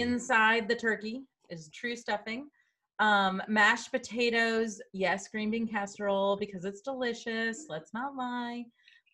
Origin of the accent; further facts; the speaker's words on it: the South, United States; moved away; I grew up in the South